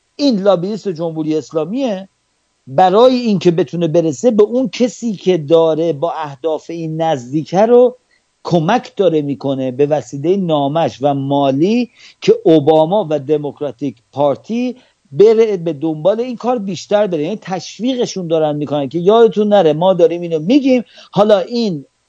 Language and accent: Persian; Iran; من به عنوان یک ایرانی